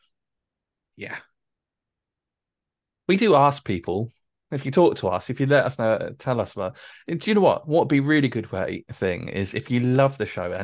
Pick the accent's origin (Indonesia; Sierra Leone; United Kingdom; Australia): United Kingdom; we're British